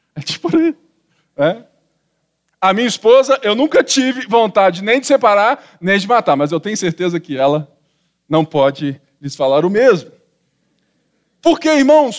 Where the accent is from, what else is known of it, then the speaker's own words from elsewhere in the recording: Barbacena, Minas Gerais, Brazil; quando eu era menino pequeno, lá em Babacena